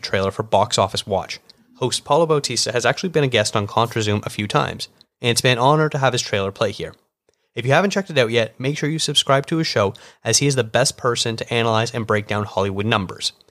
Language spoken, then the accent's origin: English; Canada; as a Canadian